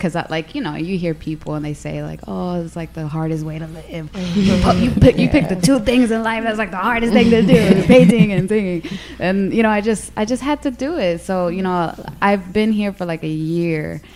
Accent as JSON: {"language": "English", "region": "Midwest", "country": "United States", "moved": "yes", "said": "we're originally from the Midwest"}